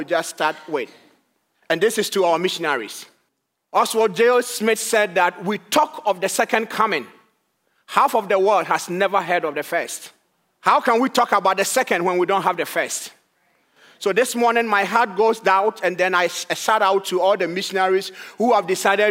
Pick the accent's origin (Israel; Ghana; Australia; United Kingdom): Ghana; moved away as an adult; now in Madison, United States; I am originally from Ghana in West Africa. And by the grace of God, I relocated here